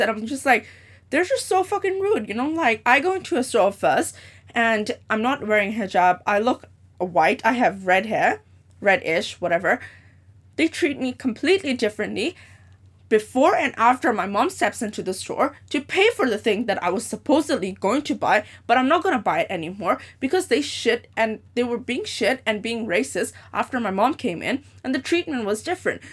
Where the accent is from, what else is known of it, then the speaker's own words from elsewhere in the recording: Hong Kong; also born or lived in Dubai; I am born and raised in Hong Kong, so I basically spent more than seventeen years of my life here.